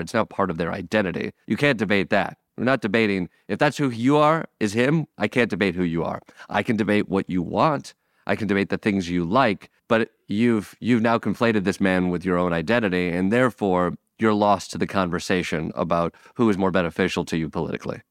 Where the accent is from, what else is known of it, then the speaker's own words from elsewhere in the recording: Michigan, United States; moved away; my hometown brewery